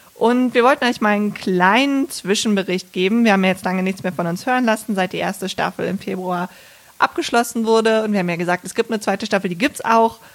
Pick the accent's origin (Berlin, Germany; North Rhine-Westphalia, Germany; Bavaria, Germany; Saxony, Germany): North Rhine-Westphalia, Germany; Bergisch Gladbach; born or raised there